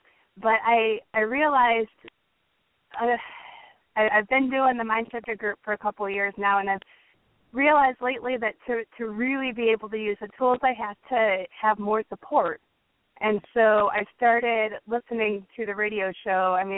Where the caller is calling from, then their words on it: Woodstock, Illinois, United States; I'm calling from Woodstock.